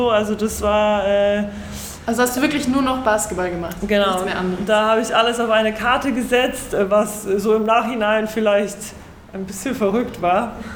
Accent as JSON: {"language": "German", "town": "Kraków", "region": "Lesser Poland", "country": "Poland", "tie": "born there", "said": "Also man muss dazu sagen, also ich bin in Krakau geboren und mein Vater hat ähm, in dem Verein halt zehn Jahre lang gespielt."}